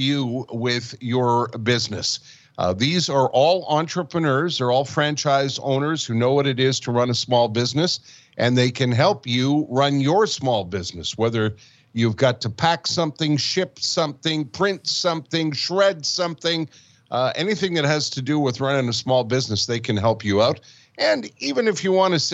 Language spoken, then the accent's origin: English; Montreal, Quebec, Canada; also born or lived in Winnipeg / Calgary; born and raised in Montreal